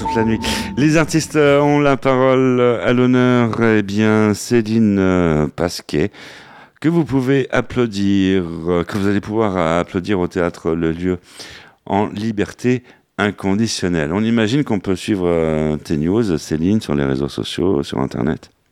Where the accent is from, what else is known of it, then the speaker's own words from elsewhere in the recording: Saint-Sulpice-Laurière, Nouvelle-Aquitaine, France; moved away; mon village natal, Saint-Sulpice-Laurière.